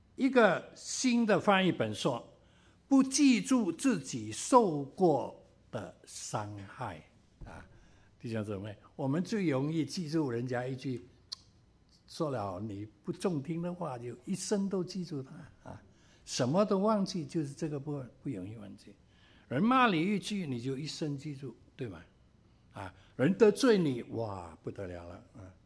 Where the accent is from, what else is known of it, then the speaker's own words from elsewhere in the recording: Cantonese people, Guangdong, China; 我们广东人有时说了